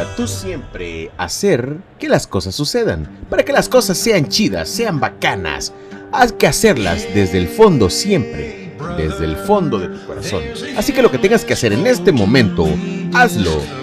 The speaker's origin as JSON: {"language": "Spanish", "town": "Lerdo de Tejada", "region": "Veracruz", "country": "Mexico", "tie": "born or raised there", "said": "Yo soy nacido en Ciudad Lerdo de Tejada, Veracruz, en la bella, en la hermosa República Mexicana"}